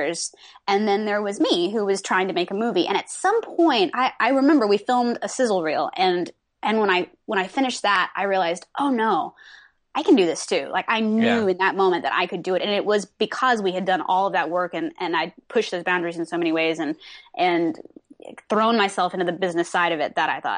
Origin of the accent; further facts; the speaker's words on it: Texas, United States; accent: Texan; moved away as an adult; now in Los Angeles, United States; I grew up in Texas